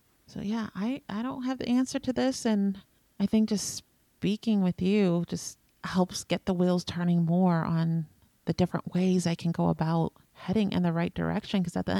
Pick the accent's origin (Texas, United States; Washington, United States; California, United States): Washington, United States